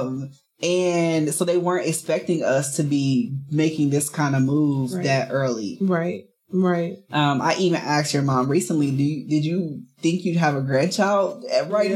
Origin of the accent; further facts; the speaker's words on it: Chicago, Illinois, United States; moved away as an adult; We moved from Chicago, where I lived my entire life